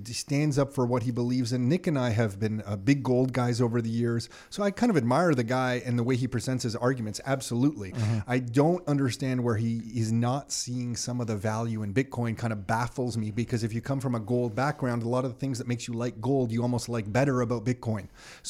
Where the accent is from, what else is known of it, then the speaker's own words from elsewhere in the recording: Montreal, Quebec, Canada; being growing up in Montreal and living here